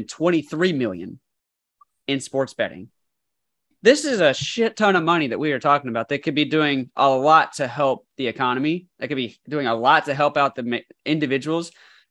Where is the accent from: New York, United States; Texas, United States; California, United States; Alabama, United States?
Alabama, United States; coming from the Bible Belt of the South really hits for me, because growing up in Alabama, there is no lottery system and there is no sports betting.